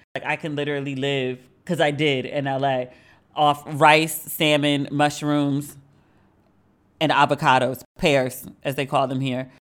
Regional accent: Maryland, United States; moved away as an adult; now in Accra, Ghana; I am from Maryland. We are, like, we are known for our seafood

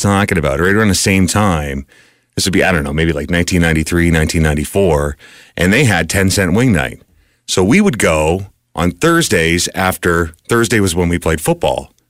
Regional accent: Amherstburg, Ontario, Canada; There was a place in in in my hometown of Amherstburg called the Navy Yard

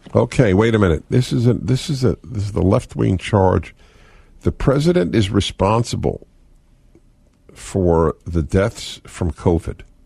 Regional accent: New York, United States; moved away as an adult; now in California, United States; When I came to California, it was it's like a dreamland for a, a boy growing up in New York

